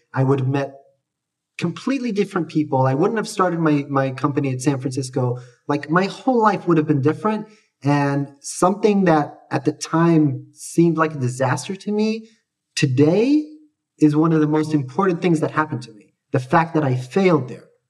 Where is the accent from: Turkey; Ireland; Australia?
Australia; also born or lived in Jerusalem, Israel; I was born in Israel, but I grew up in Australia